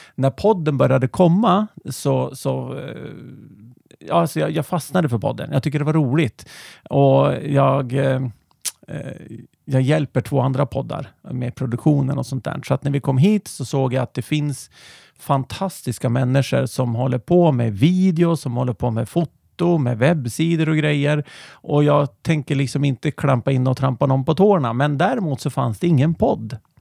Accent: Härnösand, Västernorrland County, Sweden; also born or lived in Nyköping; now in Järvsö, Sweden; vi är från Härnösand ursprungligen

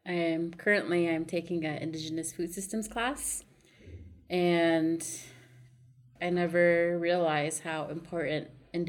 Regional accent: Pryor, Montana, United States; So, I grew up on the Crow Reservation. My mom is Crow, but I'm also part Lakota. My dad's from the Standing Rock Reservation in South Dakota. So, I grew up on the reservation in Pryor

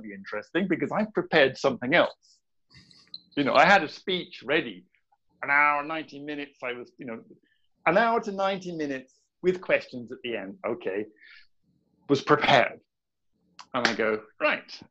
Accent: southern part of England, United Kingdom; moved away as an adult; now in Sweden; I'm British by by birth and by nature

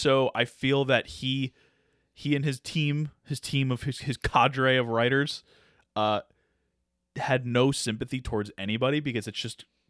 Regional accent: Deep South, United States; I'm from the South. The Deep South.

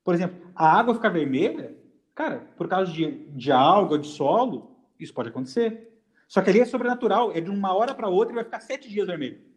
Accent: Rio Grande do Sul, Brazil; eu sou gaúcho

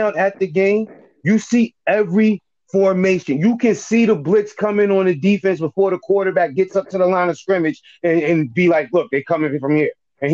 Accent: New York, United States; I'm a New Yorker

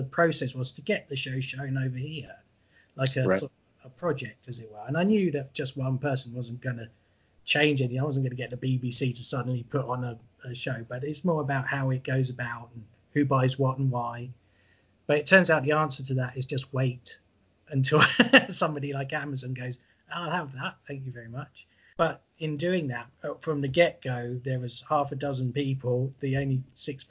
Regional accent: England, United Kingdom; accent: English; I'm English

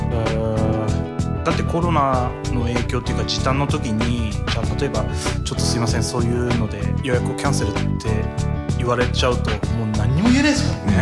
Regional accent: Miyazaki, Japan; 地元宮崎

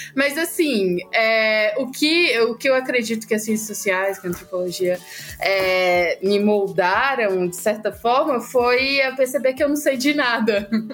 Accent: Ceará, Brazil; eu sou cearense, eu sempre gosto de começar dizendo de onde eu venho. É, e além de vir do Ceará

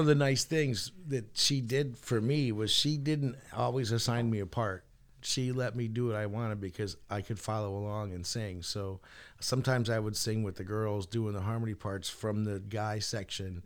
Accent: Portland, Connecticut, United States; have a music store in Portland in my hometown

